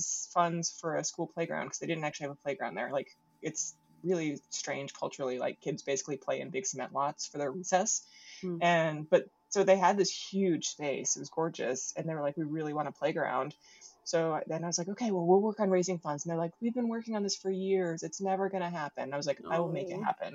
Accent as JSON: {"language": "English", "country": "United States", "moved": "yes", "said": "I'm an American"}